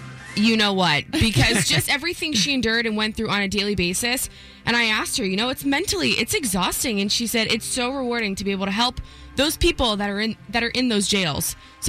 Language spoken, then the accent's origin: English; Fort Lauderdale, Florida, United States; I'm from Fort Lauderdale area